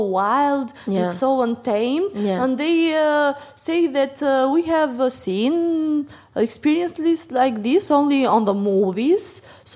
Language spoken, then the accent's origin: English; Berat, Berat County, Albania; I'm from Berat, which is a UNESCO protected site